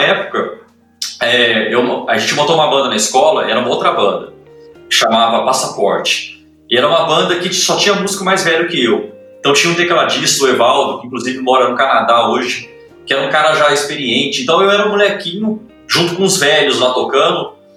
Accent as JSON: {"language": "Portuguese", "town": "Ouro Fino", "region": "Minas Gerais", "country": "Brazil", "said": "sou de Ouro Fino, interior de Minas"}